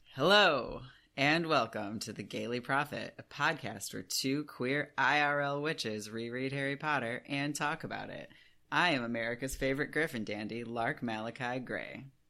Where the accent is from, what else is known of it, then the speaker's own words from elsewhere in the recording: United Kingdom; we're British, so we say the huh because it has an H in it